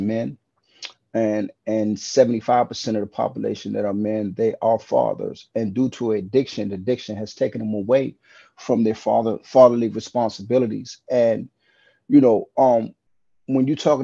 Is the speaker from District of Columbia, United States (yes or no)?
yes; Washington, District of Columbia, United States; now in New York City, United States; I'm currently from Washington, D.C.